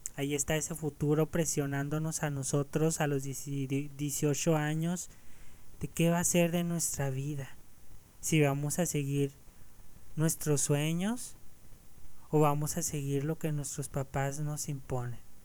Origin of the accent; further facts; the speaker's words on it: Ciudad Juárez, Chihuahua, Mexico; en esta ciudad, en Ciudad Juárez, aquí mi, mi ciudad de origen.